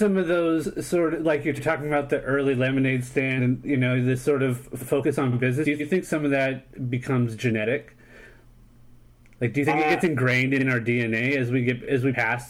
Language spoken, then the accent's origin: English; San Diego, California, United States; born there; People trip out when I tell them that I was born in San Diego.